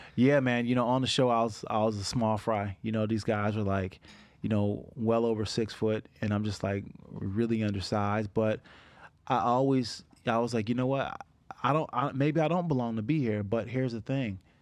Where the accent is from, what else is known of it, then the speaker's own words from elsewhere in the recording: Niagara Falls, New York, United States; I grew up in Niagara Falls